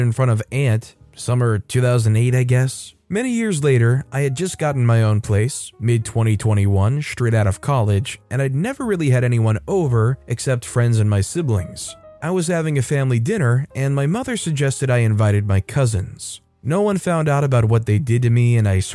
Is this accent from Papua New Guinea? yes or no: no; United States; as an American